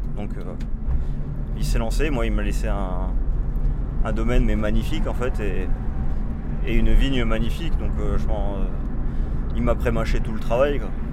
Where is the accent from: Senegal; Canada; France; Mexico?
France; Bordeaux, Nouvelle-Aquitaine; je suis un Bordelais, moi. Mais, euh, ma, mais je suis un Bordelais qui a, qui a voyagé, donc, euh, je suis pas un pur souche maintenant